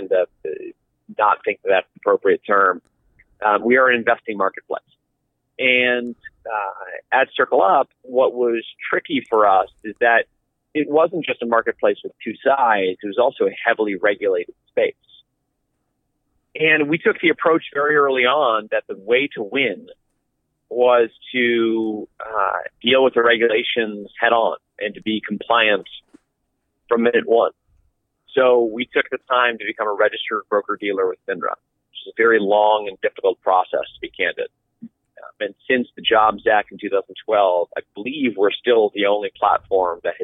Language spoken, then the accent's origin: English; Vermont, United States; my home state of Vermont